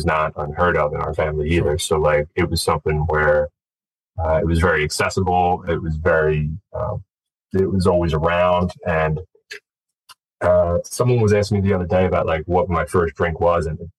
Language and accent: English; Glenside, Pennsylvania, United States; I grew up just outside of Philadelphia, in Glenside